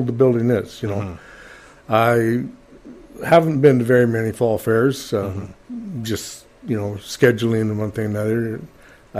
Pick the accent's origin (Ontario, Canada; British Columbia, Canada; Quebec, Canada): British Columbia, Canada; Fort St. John; Longtime resident, was born and raised in Fort St. John.